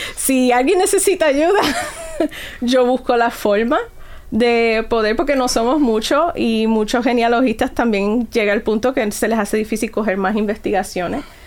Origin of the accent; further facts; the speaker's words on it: Puerto Rico; also born or lived in New York; siendo puertorriqueña